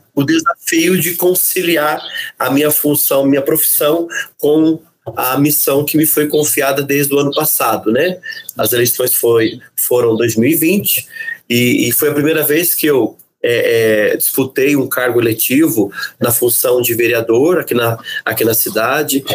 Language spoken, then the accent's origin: Portuguese; Caçapava, São Paulo, Brazil; sou de Caçapava